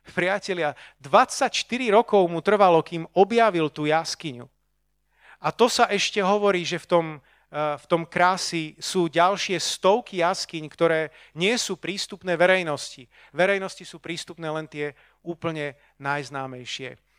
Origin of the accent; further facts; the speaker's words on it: Bratislava, Bratislava Region, Slovakia; ja som tu z Bratislavy